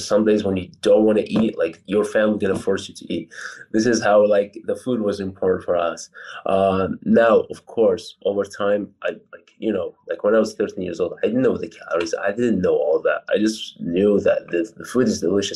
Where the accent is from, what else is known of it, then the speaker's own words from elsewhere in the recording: Poland; English is a second language; also born or lived in Iraq / California; I'm originally from Iraq. I moved to Poland where I was 7 years old. And I just like continued to live here